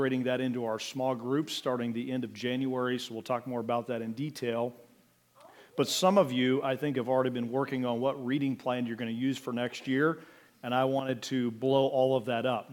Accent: Mansfield, Ohio, United States; now in Wooster, United States; I was born here in Worcester, but grew up over in Richland County, Mansfield area, Butler, Belleville area.

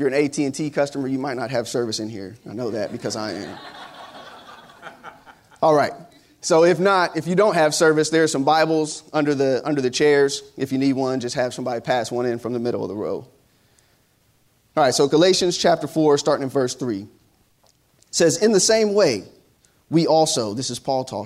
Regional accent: Ohio, United States; my home state, the great state of Ohio

